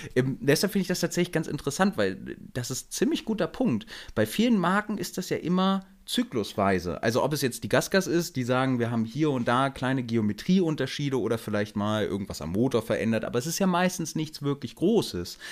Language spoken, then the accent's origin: German; Hanover, Lower Saxony, Germany; ich komme ja aus Hannover und äh, bei uns im Norden